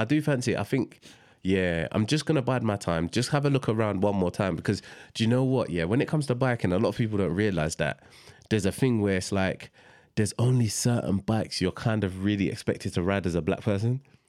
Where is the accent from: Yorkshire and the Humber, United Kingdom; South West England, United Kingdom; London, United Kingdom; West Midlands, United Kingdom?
London, United Kingdom; we're from South London